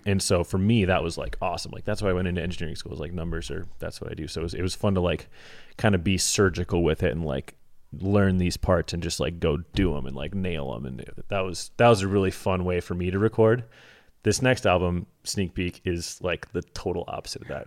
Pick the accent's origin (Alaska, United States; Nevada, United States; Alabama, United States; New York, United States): Alaska, United States; I grew up in Alaska